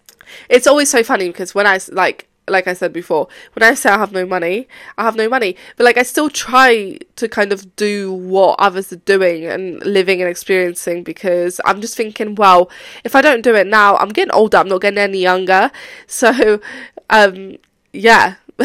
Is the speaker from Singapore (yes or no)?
no; Poland; now in England, United Kingdom; Well, obviously I've been abroad. I came from Poland to England, but that's not the point.